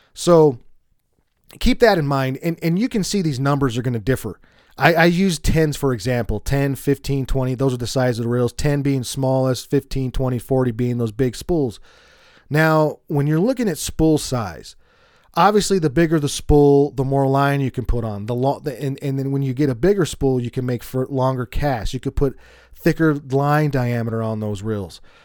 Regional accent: Colorado, United States; I'm from Colorado

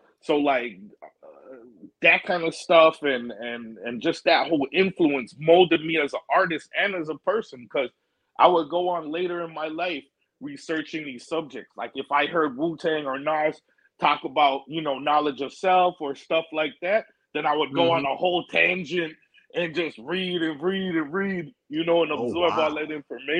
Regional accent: Canada; also born or lived in New York / Arizona; I did like half of my growing up in Canada and then half of my growing up in New York and Arizona.

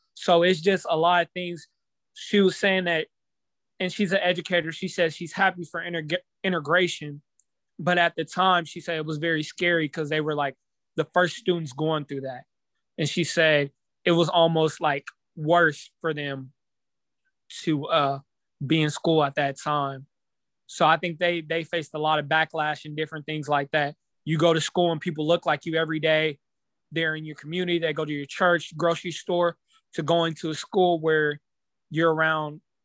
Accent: Topeka, Kansas, United States; I'm from, I grew up in Topeka

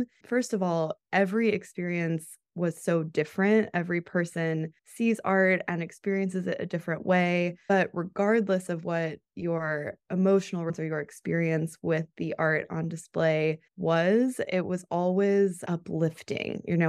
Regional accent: Colorado, United States; Yeah, I grew up in Colorado and I went to college there too.

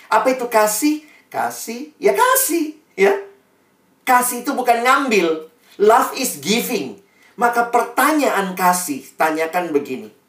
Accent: Ambon, Maluku, Indonesia; Eh, orang Ambon kayak saya.

